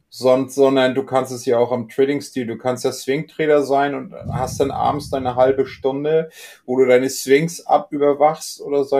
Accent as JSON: {"language": "German", "country": "Germany", "said": "hier bei uns in Deutschland"}